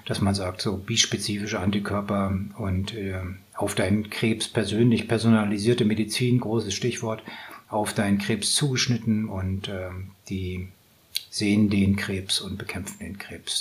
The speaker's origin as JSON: {"language": "German", "region": "Northern Germany", "country": "Germany", "said": "ich komme aus Norddeutschland"}